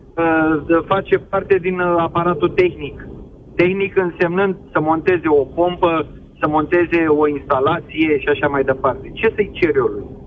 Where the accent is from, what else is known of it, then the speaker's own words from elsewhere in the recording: Fetești, Ialomița County, Romania; sunt din Fetești, lomita